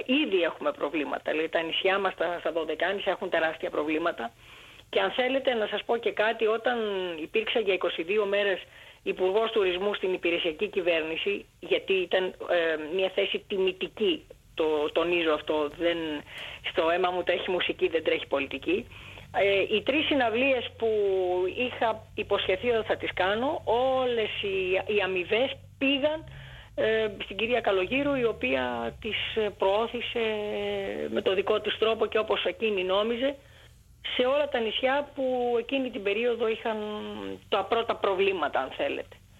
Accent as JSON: {"language": "Greek", "country": "Greece", "tie": "born or raised there", "also_born_or_lived": "Alexandria, Egypt", "said": "Γεννήθηκα στην Αλεξάνδρεια της Αιγύπτου από Έλληνες γονείς και το 1962 επί Νάσερ που έδιωξε όλους τους ξένους εντός εισαγωγικών ε, ο πατέρα μου αποφάσισε να γυρίσει στην Ελλάδα"}